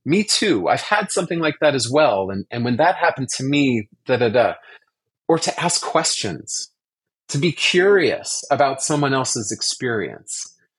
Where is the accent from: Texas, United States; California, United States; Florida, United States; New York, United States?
California, United States; Orange County, Southern; I grew up actually in Southern California in Orange County